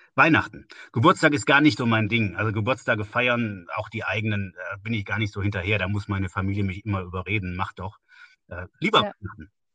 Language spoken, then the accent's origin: German; Westerwald, northern Rhineland-Palatinate, Germany; also born or lived in Siegen; now in Woltersdorf, Germany; Aufgewachsen bin ich äh, im nördlichen Teil von Rheinland-Pfalz, im Westerwald.